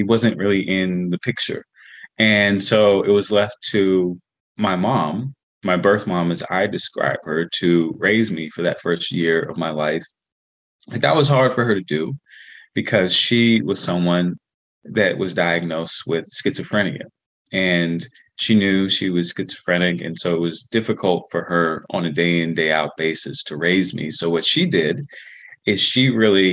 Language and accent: English; Washington, District of Columbia, United States; I was born in 1989 in Washington, D.C., born in Washington Adventist Hospital.